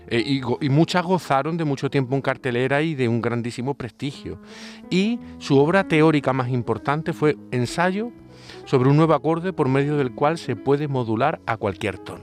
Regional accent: Málaga, Andalusia, Spain; uno es malagueño

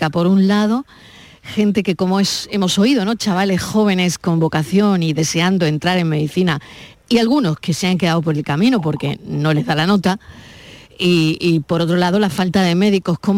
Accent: Seville, Andalusia, Spain; Eh, yo vengo de Sevilla y he estado allí luchando y he estado dos años esperando hasta entrar por fin en medicina

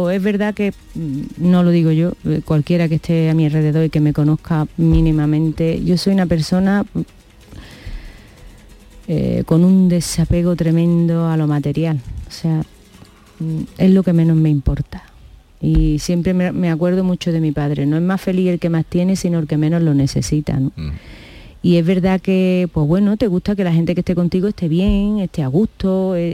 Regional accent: Granada, Andalusia, Spain; also born or lived in Germany; Creces mm. en Granada

